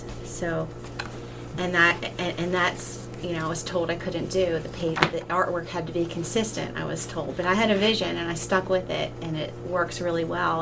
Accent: Maryland, United States; my home state

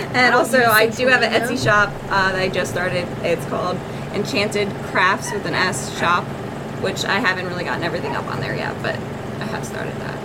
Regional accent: Baltimore County, Maryland, United States; I grew up in Baltimore County.

